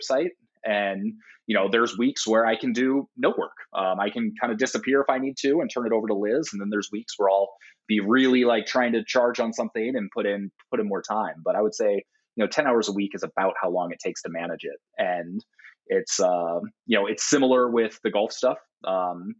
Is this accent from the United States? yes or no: yes; Portland, United States; in my hometown of Portland